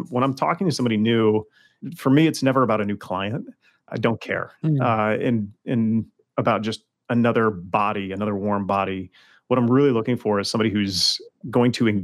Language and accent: English; Los Angeles, California, United States; I'm from Los Angeles